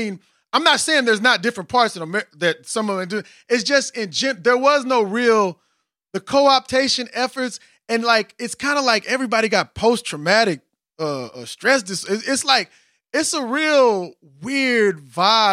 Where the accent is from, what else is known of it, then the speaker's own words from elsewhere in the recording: Austin, Texas, United States; I'm from Austin